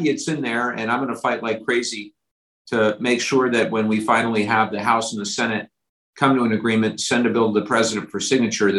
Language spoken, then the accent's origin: English; Orange County, California, United States; growing up in Orange County